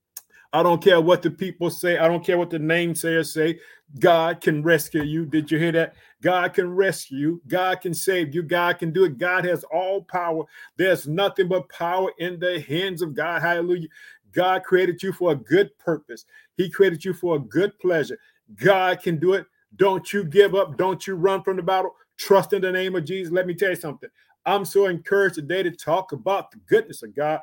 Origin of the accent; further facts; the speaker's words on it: Illinois, United States; also born or lived in Chicago; I reside in the state of Illinois, which is my home state, but I live in the city of Chicago